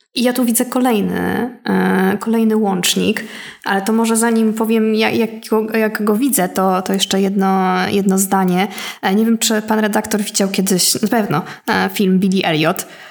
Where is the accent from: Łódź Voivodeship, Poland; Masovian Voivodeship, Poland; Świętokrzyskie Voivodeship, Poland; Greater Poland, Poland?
Łódź Voivodeship, Poland; Łódź; ja jestem z Łodzi